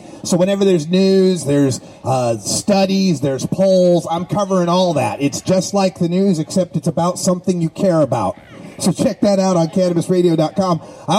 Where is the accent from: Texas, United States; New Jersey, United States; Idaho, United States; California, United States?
Idaho, United States; Boise; moved away; I'm originally from Boise, Idaho. Go Big Blue. I was the last Buster Bronco on green turf in Boise, Idaho. That's how old I am.